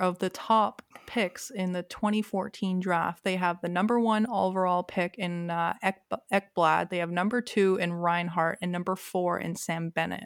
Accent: Toronto, Ontario, Canada; now in Durham Region, Canada; I grew up in Toronto

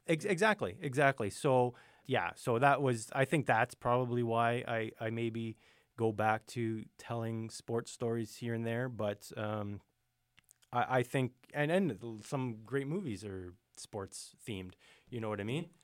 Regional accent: Thunder Bay, Ontario, Canada; born and raised in Thunder Bay.

